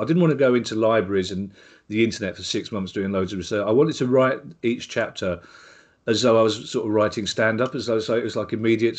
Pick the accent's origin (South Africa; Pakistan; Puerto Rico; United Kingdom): United Kingdom; England; I'm English